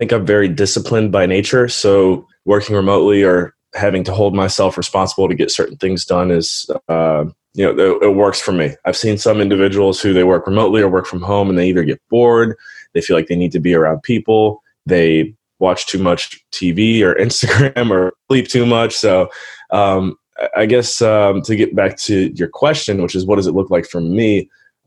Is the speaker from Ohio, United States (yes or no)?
yes; Cleveland, Ohio, United States; moved away as an adult; also born or lived in Western Pennsylvania / Belize; Born and raised in Cleveland, Ohio. Was there for the first 18 years of my life